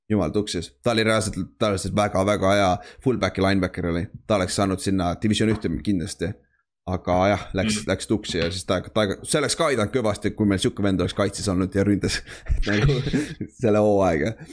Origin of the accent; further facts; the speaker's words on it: Estonia; mu vana-vanaema oli rootslane või midagi, sest ma olen, ma olen eestlane